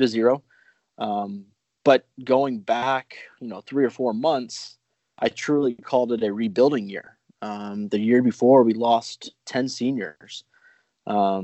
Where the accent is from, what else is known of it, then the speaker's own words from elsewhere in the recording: Indianapolis, Indiana, United States; I grew up in Indianapolis